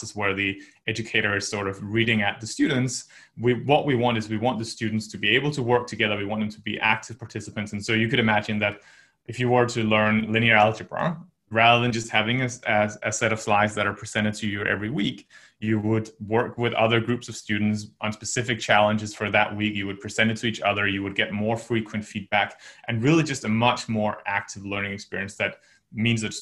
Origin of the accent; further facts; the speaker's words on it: just north of Copenhagen, Capital Region of Denmark, Denmark; moved away as an adult; also born or lived in United States / United Kingdom / China; I'm originally from Denmark. I grew up there, just north of Copenhagen, for about 18 years